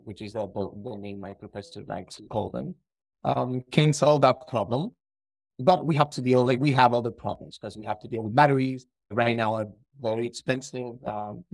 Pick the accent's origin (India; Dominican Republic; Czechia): Dominican Republic; moved away as an adult; also born or lived in Spain; now in Toronto, Canada; I'm from the Dominican Republic, so I know Spanish.